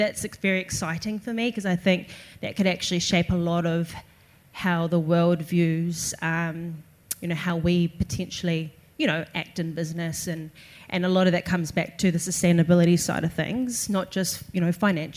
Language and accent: English; Australia; now in New Zealand; I grew up in Australia